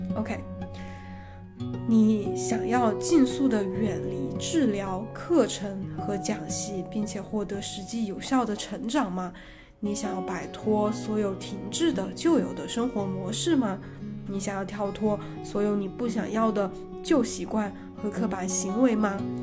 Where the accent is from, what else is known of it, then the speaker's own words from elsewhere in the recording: China; 我们中国小孩儿